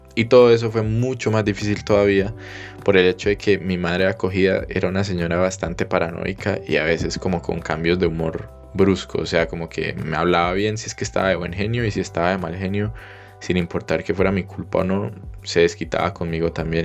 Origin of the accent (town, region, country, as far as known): Colombia; moved away as an adult